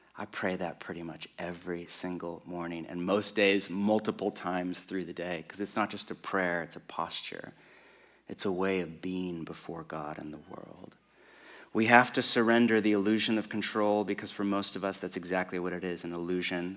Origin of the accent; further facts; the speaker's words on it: West Coast of America, United States; I grew up on the West Coast of America